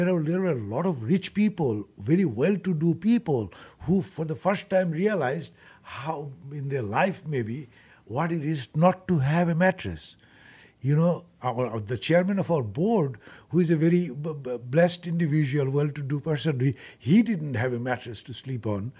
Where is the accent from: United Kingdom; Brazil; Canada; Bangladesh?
Bangladesh; also born or lived in Nairobi, Kenya; now in United States; I'm originally from Bangladesh, so I was working in Nairobi in Kenya, and then from there I came to United States